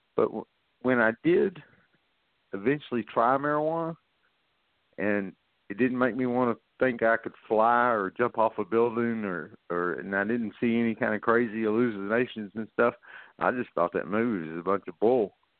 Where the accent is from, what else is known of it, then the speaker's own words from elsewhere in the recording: North Little Rock, Arkansas, United States; I was raised up in Lakewood, North Little Rock